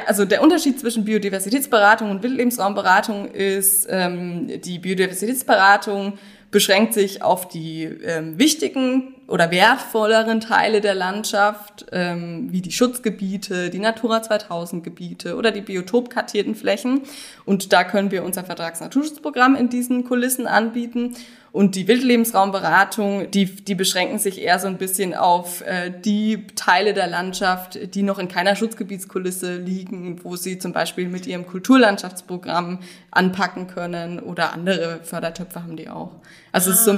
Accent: Bad Kissingen, Bavaria, Germany; moved away as an adult; also born or lived in Freiburg; Ich bin geboren in Bad Kissingen und ähm, lebe da mittlerweile auch wieder

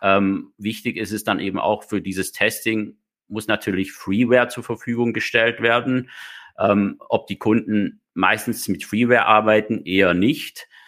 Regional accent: Germany; also born or lived in Baden-Württemberg; bei uns in Deutschland

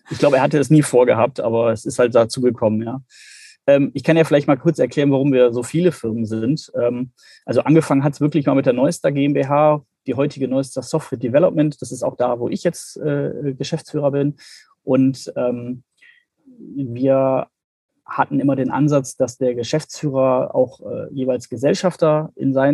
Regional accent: Bremen, Germany; sonst bin ich ja als Bremer durchaus das Hamburger Wetter gewohnt.

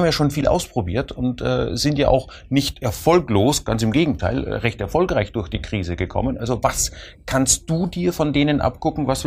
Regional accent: Austria; Also ich als Österreicher äh, verfolge immer gern den Schnitzelpreis. Äh, und als Österreicher rede ich natürlich von echten Kalbschnitzel, ne?

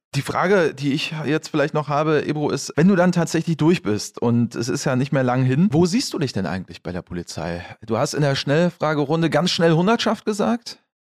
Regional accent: Waldbröl, North Rhine-Westphalia, Germany; also born or lived in Morsbach; ich bin ganz in der Nähe geboren

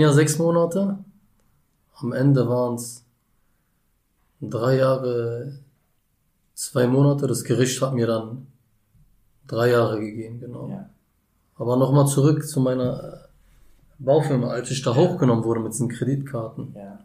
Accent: Berlin, Germany; Ich bin in Berlin geboren. Ja. Im U-Bahn-Krankenhaus 1991

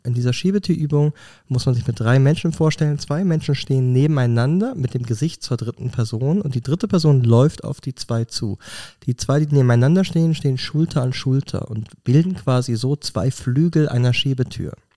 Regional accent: Germany; moved away as an adult; now in Switzerland; ich als Deutscher, der vor 20 Jahren in die mhm. Schweiz gekommen ist

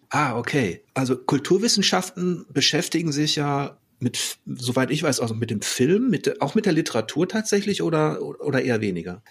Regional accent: North Rhine-Westphalia, Germany; Ich, ich komme da so aus der Ecke.

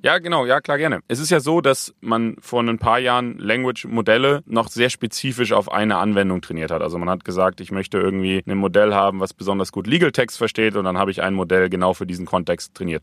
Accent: Bremen, Germany; Wir kommen beide aus Bremen

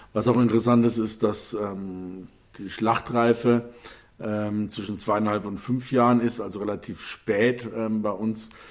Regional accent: Bavaria, Germany; hier bei uns in Bayern

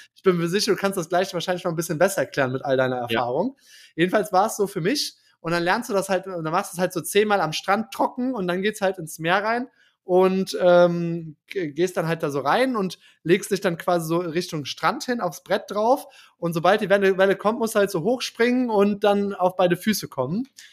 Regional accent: Germany; ich als Deutscher

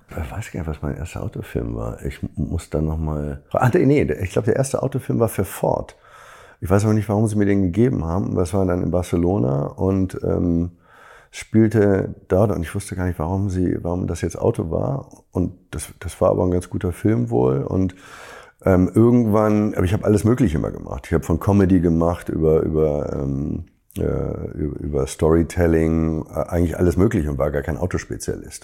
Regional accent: Hamburg, Germany; Als Hamburger

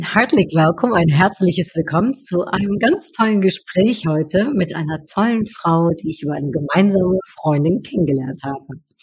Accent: Netherlands; moved away; ich komme ja aus den Niederlanden

